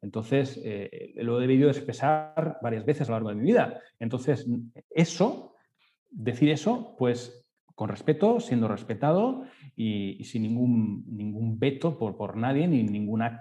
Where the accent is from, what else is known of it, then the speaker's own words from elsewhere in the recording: Spain; pues eres catalán, perfecto, yo soy de España, perfecto, genial